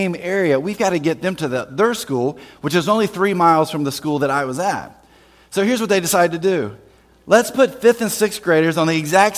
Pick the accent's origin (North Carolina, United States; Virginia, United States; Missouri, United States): North Carolina, United States; Winston-Salem; I grew up in Winston-Salem, North Carolina, actually outside of Winston-Salem, North Carolina, in Forsyth County